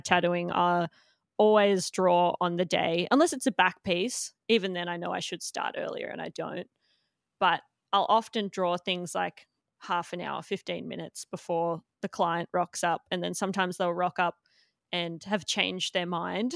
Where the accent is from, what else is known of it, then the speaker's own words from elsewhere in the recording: Melbourne, Victoria, Australia; moved away as an adult; now in Gold Coast, Australia; I grew up in Melbourne